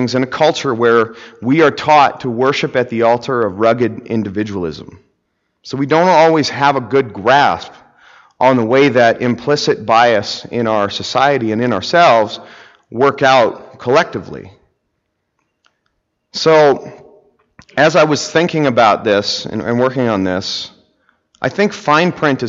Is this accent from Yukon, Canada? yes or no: yes; Whitehorse, Yukon, Canada; I grew up in Whitehorse, Yukon